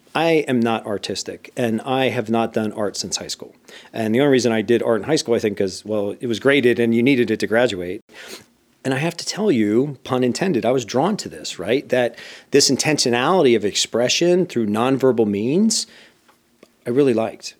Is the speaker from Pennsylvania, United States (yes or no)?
yes; Bethlehem, Pennsylvania, United States; moved away as an adult; also born or lived in Indiana; I grew up in a steel town known as Bethlehem